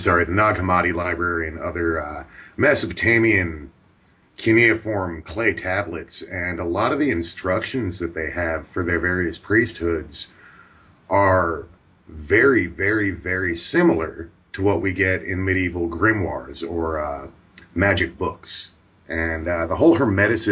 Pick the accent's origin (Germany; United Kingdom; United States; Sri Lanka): United States; Pacific Northwest; growing up in the Pacific Northwest